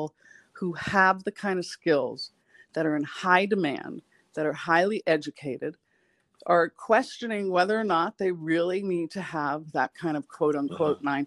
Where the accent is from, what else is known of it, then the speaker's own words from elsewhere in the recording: New York City, New York, United States; I'm a New Yorker